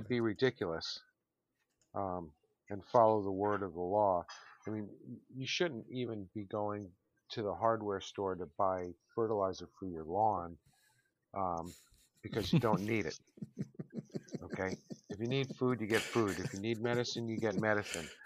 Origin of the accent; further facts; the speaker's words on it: Connecticut, United States; also born or lived in Long Island, New York; I was born in Long Island, I grew up in Connecticut.